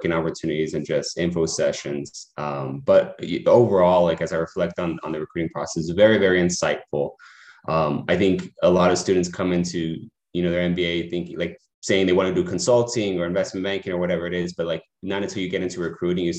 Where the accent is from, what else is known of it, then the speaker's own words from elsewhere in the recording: El Paso, Texas, United States; moved away as an adult; also born or lived in Phoenix, Arizona; now in Ann Arbor, United States; I'm originally from El Paso, Texas